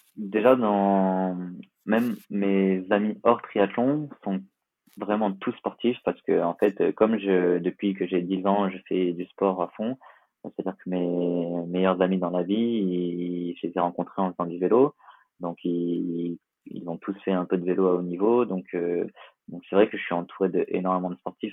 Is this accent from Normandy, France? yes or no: no; Nice, Provence-Alpes-Côte d'Azur, France; je suis niçois et, et, on est pas mal attaché à Nice euh, en tant que niçois